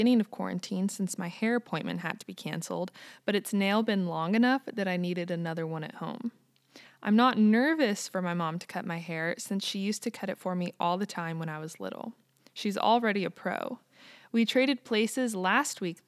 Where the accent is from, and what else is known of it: United States; also born or lived in Kansas